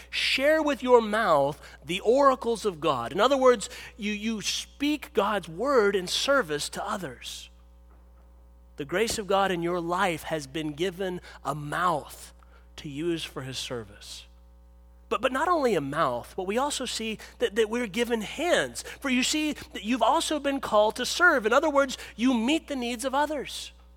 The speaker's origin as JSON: {"language": "English", "town": "Pittsburgh", "region": "Pennsylvania", "country": "United States", "tie": "born or raised there", "said": "where I grew up in Pittsburgh"}